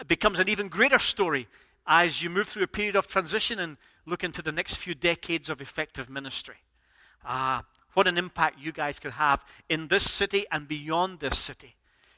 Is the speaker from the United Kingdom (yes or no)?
yes; United Kingdom